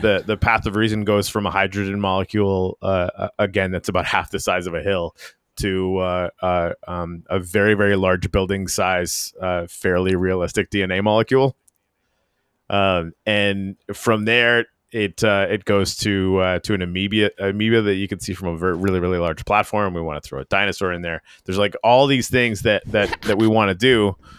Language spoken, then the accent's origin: English; Canadian Arctic, Canada; moved away; I'm from the Canadian Arctic